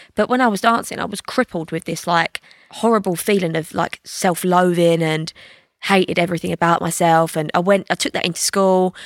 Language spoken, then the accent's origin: English; London, United Kingdom; growing up in the East End